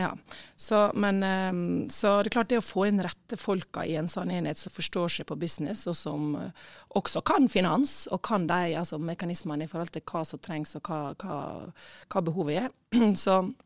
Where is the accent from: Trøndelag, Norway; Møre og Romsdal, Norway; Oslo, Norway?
Møre og Romsdal, Norway; Sykkylven; also born or lived in Ålesund / Ørsta / Eastern Norway / abroad; now in Ulsteinvik, Norway; jeg er født i Ålesund, og så bodde jeg første året i Sykkylven, nei, i Ørsta, og så bodde vi i Sykkylven